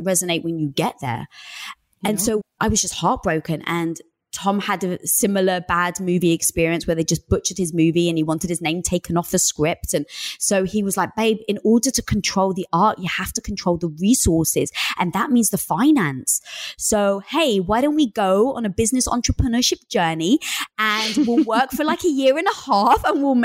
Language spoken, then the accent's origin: English; London, United Kingdom; I was brought up in North London